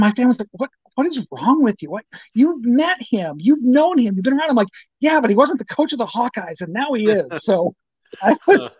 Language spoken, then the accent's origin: English; Ogden, Iowa, United States; My hometown's Ogden. I'm 20 miles from Ames